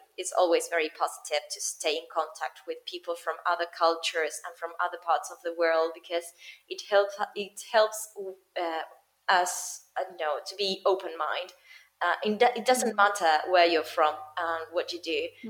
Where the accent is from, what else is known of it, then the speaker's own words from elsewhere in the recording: Argentina; English is a second language; Here in Argentina, I don't know if I imagine in all South America, but in Argentina, we are taught English since we are 5 years old.